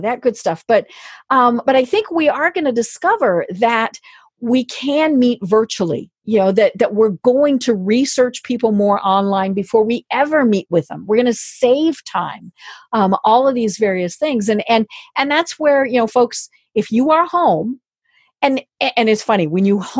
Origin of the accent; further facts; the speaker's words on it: Colorado, United States; I'm from Colorado